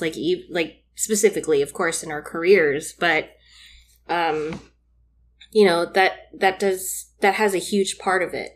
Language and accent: English; Philippines; as a Filipino woman